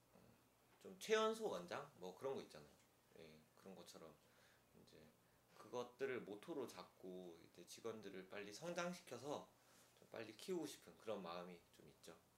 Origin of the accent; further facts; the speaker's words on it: Pohang, North Gyeongsang, South Korea; moved away; 촌 촌에 예, 예, 그 경북 포항